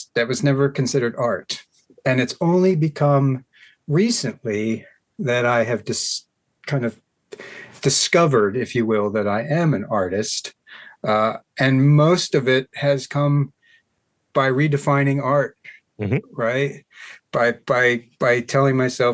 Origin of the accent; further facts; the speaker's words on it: Hampstead, Maryland, United States; also born or lived in Baltimore, Maryland; I was born in Baltimore, but raised in Carroll County on a little farm in Hampstead